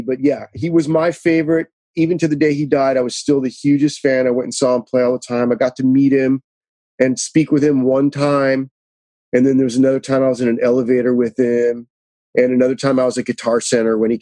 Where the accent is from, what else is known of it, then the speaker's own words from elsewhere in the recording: Los Angeles, California, United States; I was born and raised out here